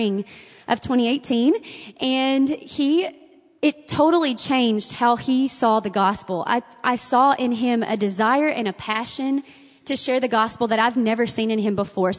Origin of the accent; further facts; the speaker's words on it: Bonham, Texas, United States; When I was growing up in Bonham, my daddy was a pastor